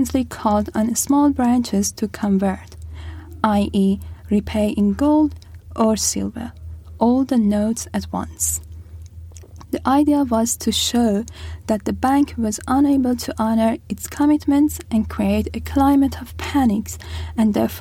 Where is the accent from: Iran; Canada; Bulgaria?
Iran; now in Australia; I'm also from Iran